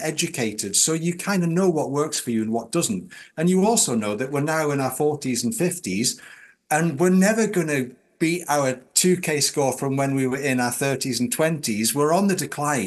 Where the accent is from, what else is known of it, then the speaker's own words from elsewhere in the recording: Newcastle upon Tyne, North East England, United Kingdom; I'm a Geordie Roman Catholic